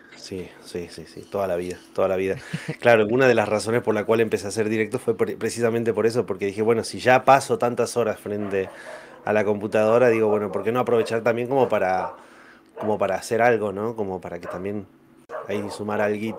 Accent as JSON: {"language": "Spanish", "town": "General Mosconi", "region": "Salta", "country": "Argentina", "also_born_or_lived": "San Luis", "said": "soy de General Mosconi, eh, Salta"}